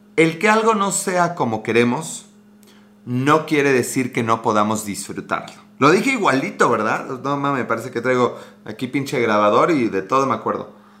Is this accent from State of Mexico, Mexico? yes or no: no; Puebla, Mexico; Puebla, Puebla, México